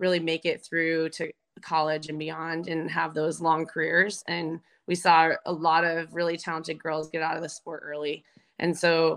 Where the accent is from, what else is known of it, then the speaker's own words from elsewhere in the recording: Arizona, United States; also born or lived in Colorado; I grew up in Arizona